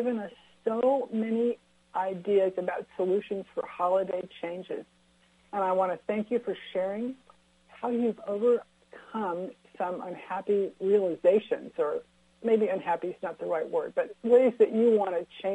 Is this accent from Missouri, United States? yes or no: no; California, United States; I grew up in California. I'm an eighth generation Californian